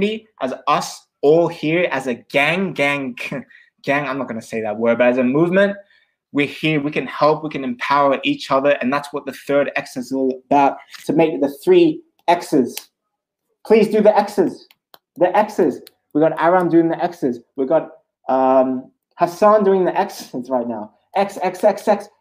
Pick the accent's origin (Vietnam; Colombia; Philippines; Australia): Australia; also born or lived in Switzerland; now in London, United Kingdom; I'm originally from Australia.